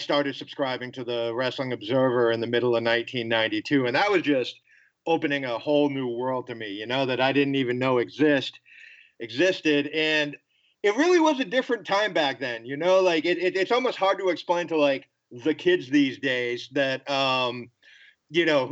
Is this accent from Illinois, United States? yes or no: no; Boston, Massachusetts, United States; I grew up in Boston